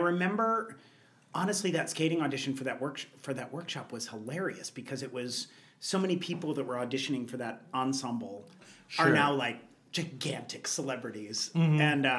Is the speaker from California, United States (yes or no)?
no; Trenton, Missouri, United States; Trenton, Missouri.